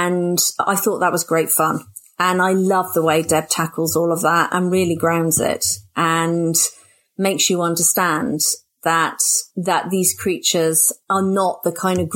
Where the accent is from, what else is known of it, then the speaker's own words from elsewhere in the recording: Oxford, South East England, United Kingdom; I was born and brought up in Oxford